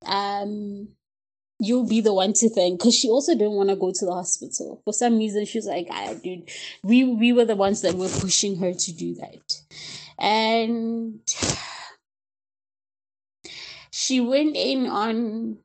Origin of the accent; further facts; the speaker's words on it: Ga-Rankuwa, Gauteng, South Africa; I'm from Pretoria and from Garankuwa, actually, to be more specific